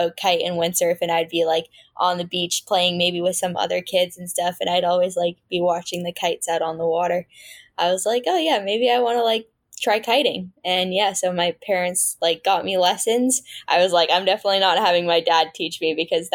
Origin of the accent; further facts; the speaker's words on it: San Francisco Bay Area, California, United States; I was born and raised in the San Francisco Bay Area. Yeah, NorCal, born and raised.